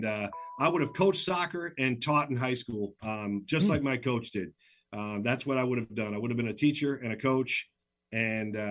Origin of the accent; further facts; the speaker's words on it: Michigan, United States; moved away as an adult; also born or lived in Flint, Michigan; now in Seattle, United States; I worked, you know, in Flint, Michigan for 4 years because I grew up in Michigan